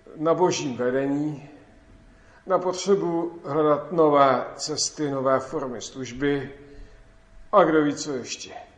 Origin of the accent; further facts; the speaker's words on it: Klatovy, Plzeň Region, Czechia; v mém rodném městě Klatovi